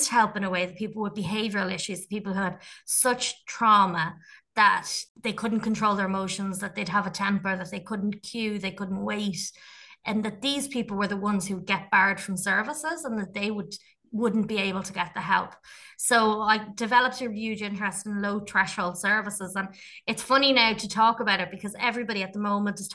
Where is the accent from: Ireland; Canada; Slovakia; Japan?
Ireland; Dublin, Leinster; I grew up in Tala, and I would have seen a lot of injustice in the area